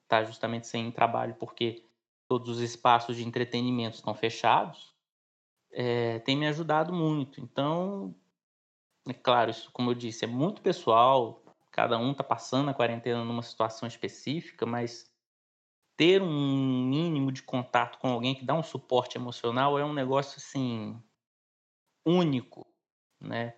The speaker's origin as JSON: {"language": "Portuguese", "town": "Pará de Minas", "region": "Minas Gerais", "country": "Brazil", "tie": "born or raised there", "said": "lá na minha cidade natal, em Pará de Minas"}